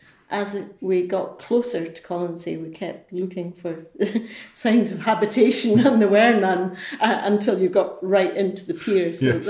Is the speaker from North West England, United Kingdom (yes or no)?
no; Edinburgh, Scotland, United Kingdom; Edinburgh. I came to work in the hotel in 1973